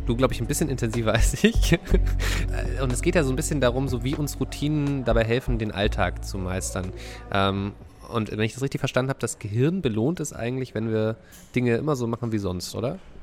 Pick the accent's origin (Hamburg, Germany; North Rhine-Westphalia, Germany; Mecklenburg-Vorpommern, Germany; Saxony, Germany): Saxony, Germany; Dresden area; moved away; Dresdner Christstollen. Das, was ich aus meiner Heimat kenne